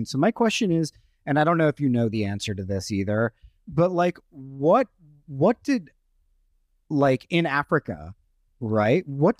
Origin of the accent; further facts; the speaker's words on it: India; Hair is such a fascinating thing, because like as an Indian, we don't talk that much about hair.